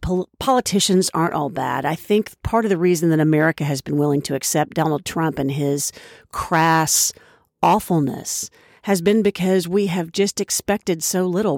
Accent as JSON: {"language": "English", "region": "Oklahoma", "country": "United States", "tie": "born or raised there", "moved": "as an adult", "lives_now": "Washington, United States", "said": "I was raised in Oklahoma, which is the buckle of the Bible Belt"}